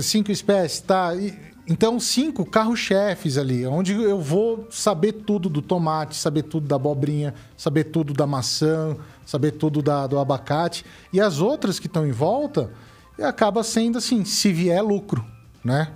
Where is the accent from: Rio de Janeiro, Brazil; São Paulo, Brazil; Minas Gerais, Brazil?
São Paulo, Brazil; moved away as an adult; eu vim de São Paulo